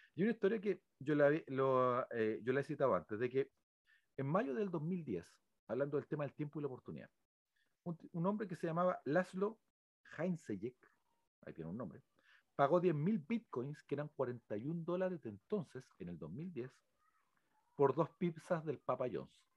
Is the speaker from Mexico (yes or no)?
no; Chile; todos los que somos chilenos